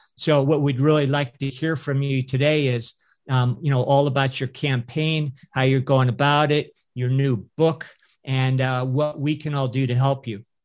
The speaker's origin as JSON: {"language": "English", "region": "California", "country": "United States", "tie": "born or raised there", "said": "I'm a native Californian uh, and, you know, grew up in, uh, you know, ranching communities, more rural California"}